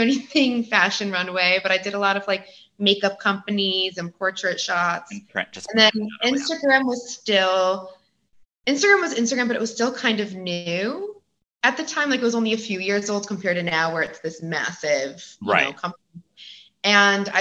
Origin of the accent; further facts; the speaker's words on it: Connecticut, United States; moved away as an adult; now in California, United States; I'm originally from the East Coast, but I live in California